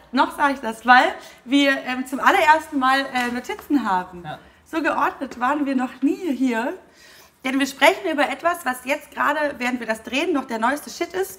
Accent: Heidelberg, Baden-Württemberg, Germany; ich in Heidelberg geboren

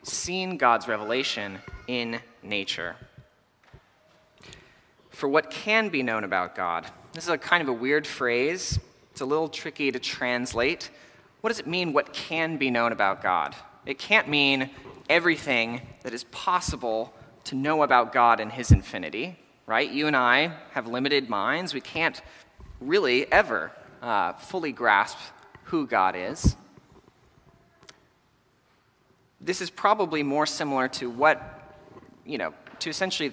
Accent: Texas, United States; I grew up in Texas, where in the summer we have really intense thunderstorms

